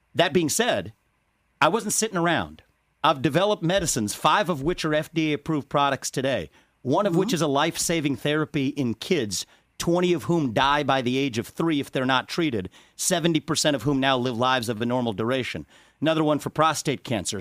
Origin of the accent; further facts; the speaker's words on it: Cincinnati, Ohio, United States; I was born in Cincinnati, Ohio